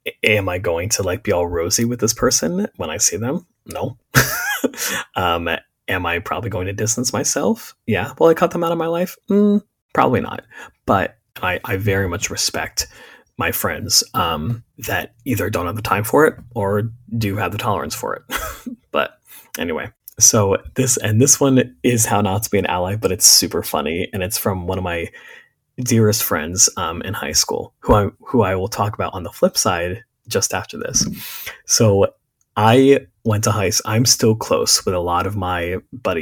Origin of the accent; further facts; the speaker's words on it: Berks County, Pennsylvania, United States; I grew up in Berks County, Pennsylvania